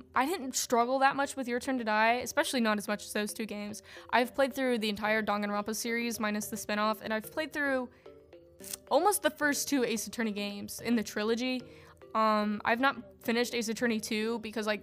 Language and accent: English; United States; I'm an American person